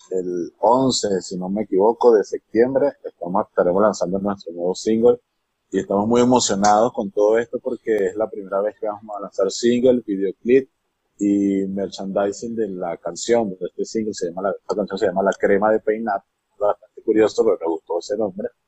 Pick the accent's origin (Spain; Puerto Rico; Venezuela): Venezuela; now in Mexico City, Mexico; Yo soy venezolano de nacimiento, próximamente mexicano por naturalización.